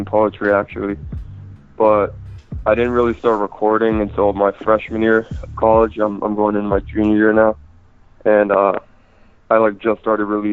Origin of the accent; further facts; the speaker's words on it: Maryland, United States; moved away as an adult; now in Columbus, United States; I am from Maryland, but I move out here to go to school